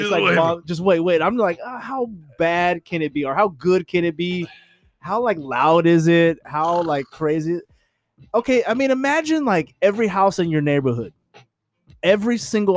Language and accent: English; California, United States; moved away; I'm from Cali